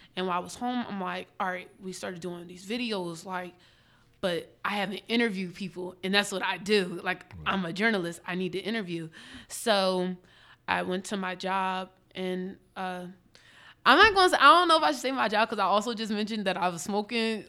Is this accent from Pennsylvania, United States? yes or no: yes; Upper Darby, Pennsylvania, United States; also born or lived in West Philadelphia, Pennsylvania; I was raised in Upper Darby my whole life